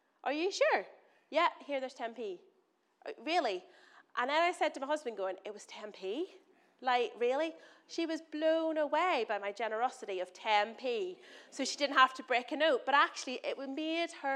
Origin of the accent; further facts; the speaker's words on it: Northern Ireland, United Kingdom; moved away; I'm from Northern Ireland. I'm going to say words that probably don't make sense to you in my accent.